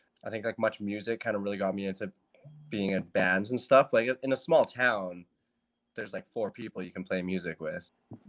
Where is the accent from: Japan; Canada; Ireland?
Canada; Burns Lake, British Columbia; also born or lived in Switzerland; I grew up in a little place called Burns Lake, BC. Yeah, very small, 3,000 people, maybe like 10,000 surrounding area.